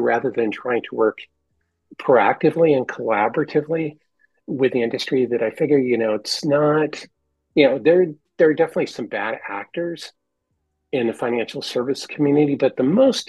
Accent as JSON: {"language": "English", "area": "San Francisco Bay Area", "region": "California", "country": "United States", "tie": "born or raised there", "said": "I'm from the San Francisco Bay Area, and that's where I grew up."}